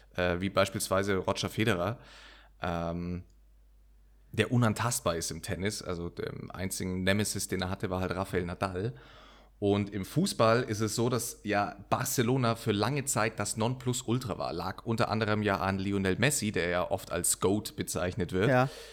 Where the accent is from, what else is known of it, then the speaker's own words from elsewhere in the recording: Munich, Bavaria, Germany; ich bin in München geboren. Also durch mich fließt, fließt ja Münchner Blut